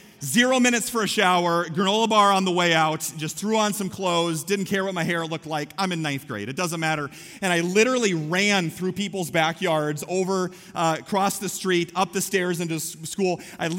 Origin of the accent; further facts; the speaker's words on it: Story City, Iowa, United States; I grew up in Story City, and so everything is within 3 blocks of each other.